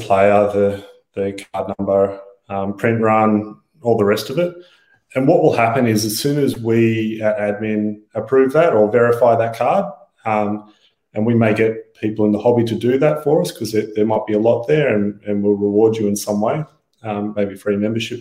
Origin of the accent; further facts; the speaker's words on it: Australia; we're Australian